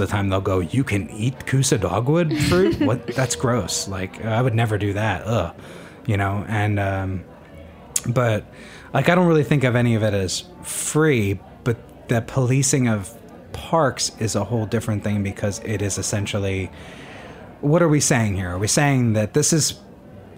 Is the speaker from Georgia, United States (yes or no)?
no; New Jersey, United States; I'm from New Jersey, so there's a whole different set of laws there, is that, so I live on in New Jersey